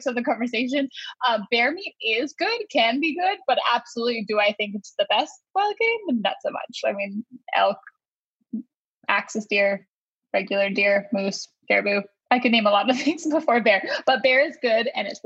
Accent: West Coast of Canada, British Columbia, Canada; now in North Carolina, United States; We're from the West Coast. So we grew up with a fresh fish, like the West Coast of Canada

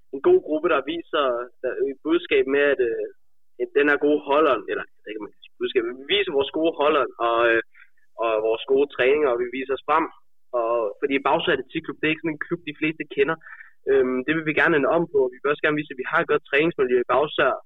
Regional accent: Denmark

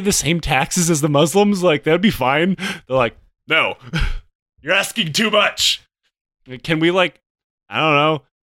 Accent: Michigan, United States; I was born in Michigan

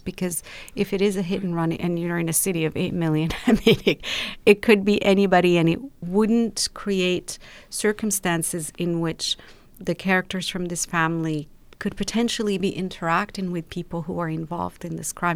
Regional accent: Rabat, Rabat-Salé-Kénitra, Morocco; moved away as an adult; also born or lived in London; now in Los Angeles, United States; I was born and raised in Morocco and lived in the same house my entire life.

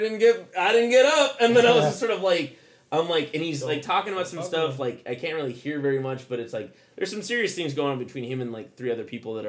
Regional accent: Oakland, California, United States; We're from Oakland. Come on.

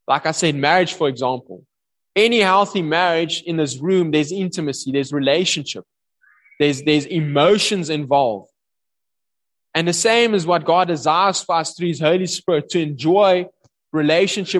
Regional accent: South Africa

